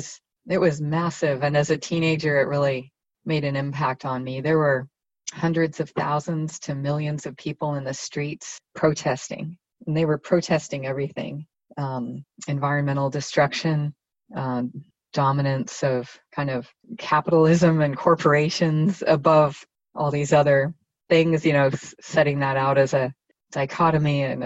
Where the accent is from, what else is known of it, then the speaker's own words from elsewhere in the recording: Germany; also born or lived in United States; I grew up partly in West Germany. I'm American by background, but a lot of strands.